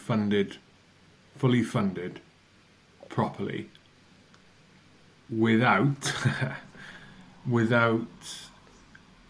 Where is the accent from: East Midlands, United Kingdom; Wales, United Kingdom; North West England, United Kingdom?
Wales, United Kingdom; I'm Welsh